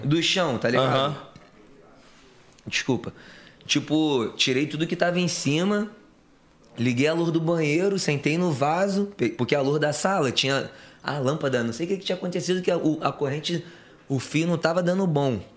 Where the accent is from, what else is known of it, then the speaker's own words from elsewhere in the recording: Rio de Janeiro, Brazil; sou, sou criado lá do Rio de Janeiro de Padre Miguel